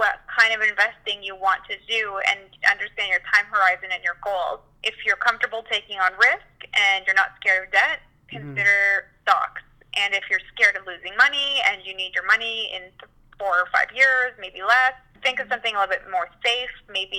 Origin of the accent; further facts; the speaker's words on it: Mexico; born there; I was born in Mexico, so I go back almost every year, which I love, and I always try to go to new places in Mexico.